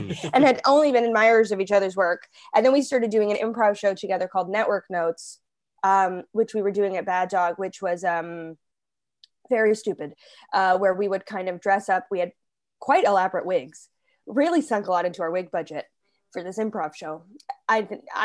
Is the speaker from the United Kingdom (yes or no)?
no; Toronto, Ontario, Canada; also born or lived in Halifax; now in Toronto, Canada; I grew up in Toronto, but I moved back here from Halifax after we made that first season